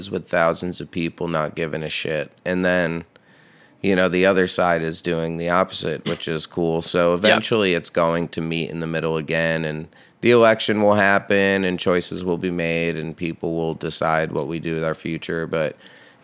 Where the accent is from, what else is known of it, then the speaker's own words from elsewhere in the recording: Poughkeepsie, New York, United States; I'm from the Poughkeepsie area